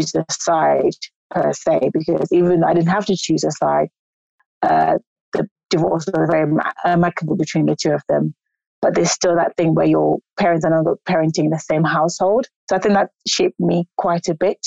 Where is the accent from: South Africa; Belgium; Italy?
South Africa; also born or lived in South London; now in London, United Kingdom; I was born in South Africa in a long time ago